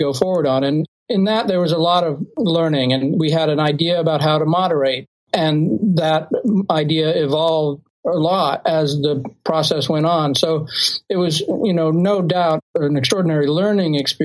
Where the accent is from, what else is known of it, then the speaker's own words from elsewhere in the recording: Bay Area, California, United States; we're from the Bay Area